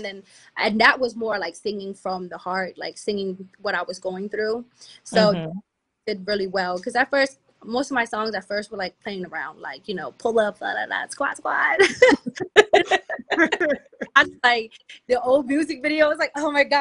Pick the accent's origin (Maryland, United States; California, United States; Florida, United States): Maryland, United States; Capitol Heights; also born or lived in Silver Spring, Maryland / Atlanta; From Capitol Heights